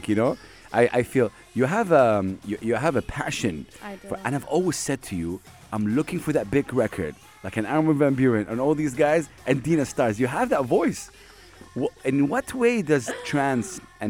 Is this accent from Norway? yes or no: no; Saudi Arabia; I'm from Saudi Arabia